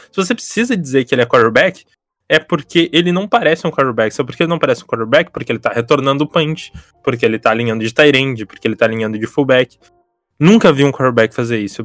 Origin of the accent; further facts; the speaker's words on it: Porto Alegre, Rio Grande do Sul, Brazil; sou aqui de, de Porto Alegre